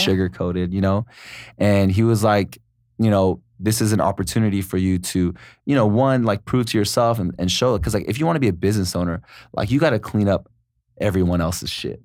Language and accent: English; San Diego, California, United States; moved away as an adult; also born or lived in Los Angeles; I'm originally from San Diego, and then, uh, I think it's been about ten years ago, I moved to Los Angeles